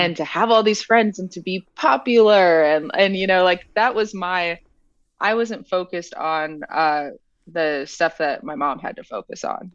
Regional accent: central Illinois, United States; also born or lived in Normal, Illinois / Oak Park, Illinois / Chicago; I was born in Normal, Illinois

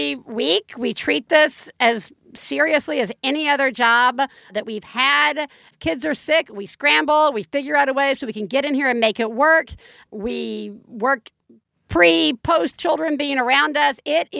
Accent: the South, United States; moved away; I grew up in the South.

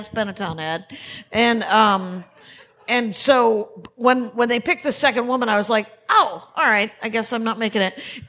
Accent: Wisconsin, United States; Turns out I'm from Wisconsin.

